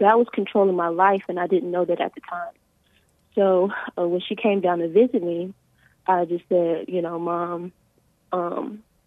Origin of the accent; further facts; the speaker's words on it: Alabama, United States; now in Texas, United States; I'm 24 years old, and I'm from Alabama.